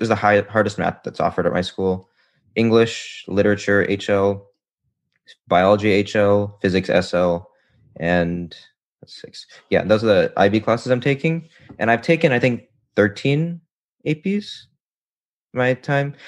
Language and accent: English; Florida, United States; I'm from Florida